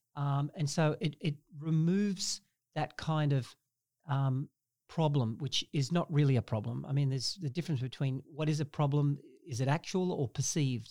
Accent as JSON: {"language": "English", "country": "Australia", "tie": "born or raised there", "moved": "yes", "lives_now": "Canada", "said": "I grew up in Australia"}